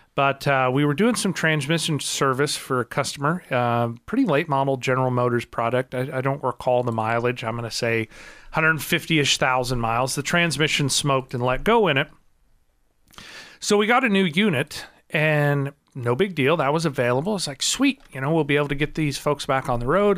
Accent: Marionville, Missouri, United States; I grew up in Marionville

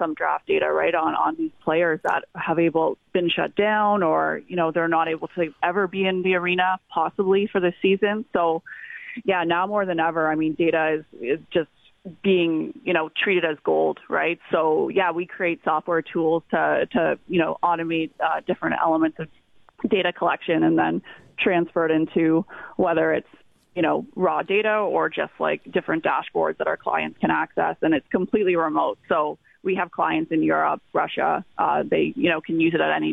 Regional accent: Niagara region, Ontario, Canada; I'm actually originally from the Niagara region

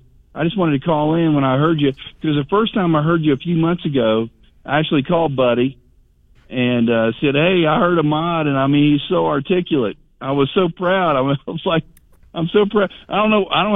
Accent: Lakeland, Florida, United States; I'm a native Lakelander, so I was born in Lakeland. So my, my parents were Lakeland High School graduates.

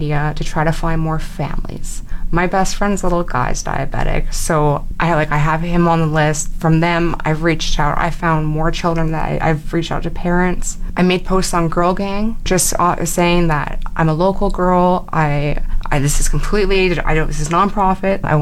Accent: Fort McMurray, Alberta, Canada; I grew up in Fort McMurray. I'm born and raised here

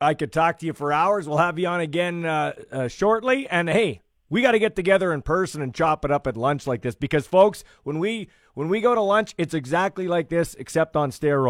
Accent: Regina, Saskatchewan, Canada; a house party where I grew up in Glencairn

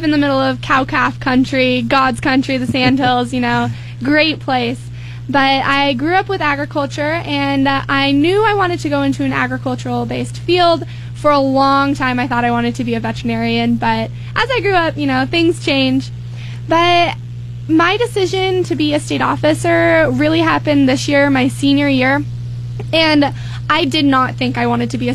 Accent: Arthur County, Nebraska, United States; also born or lived in Mullen, Nebraska; I am from Arthur County originally, but I went to school in Mullen

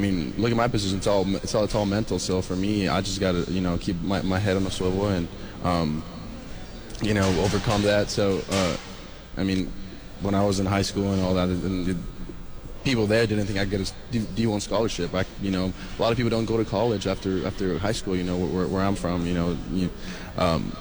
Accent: California, United States; moved away as an adult; now in Lubbock, United States; I'm a kid from California, and somehow ended up here in Lubbock, Texas

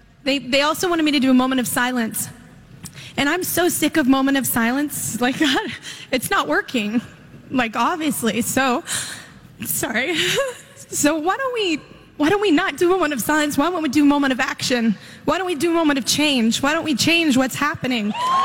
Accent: Texas, United States; I'm a Texas girl, and my home state has had so much heartbreak over this past year.

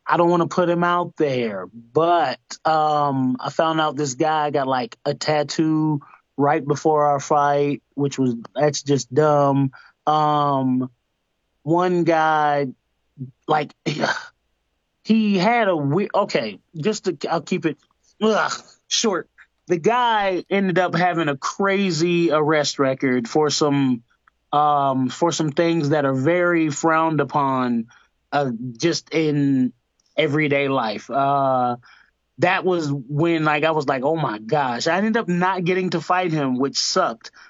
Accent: Georgia, United States; also born or lived in Tampa, Florida; I'll say I grew up in Georgia, but then um, uh, Tampa raised me.

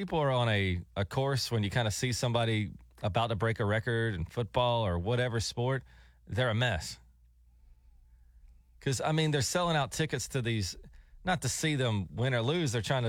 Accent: Alabama, United States; I'm from the South. I grew up in Alabama.

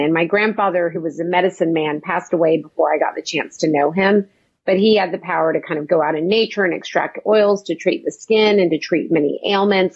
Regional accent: Oklahoma, United States; also born or lived in New York; I was raised in Oklahoma

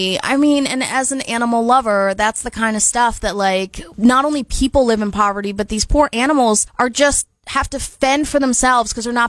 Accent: United States; as an American

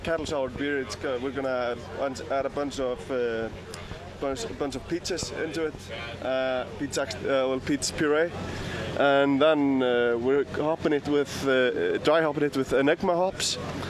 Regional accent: Iceland; we're from Iceland.

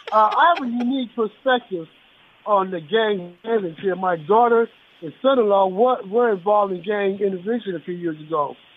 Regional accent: Los Angeles, California, United States; from Watts.

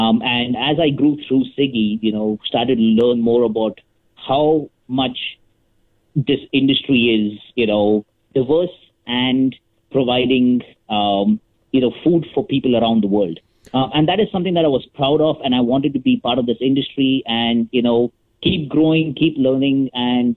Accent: Mumbai, Maharashtra, India; moved away as an adult; also born or lived in Winnipeg, Canada; now in Canada; when I first moved to Canada in 2006 from Mumbai, India

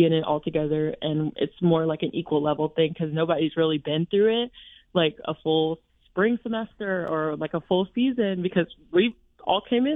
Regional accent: Alabama, United States; moved away as an adult; I'm from Alabama

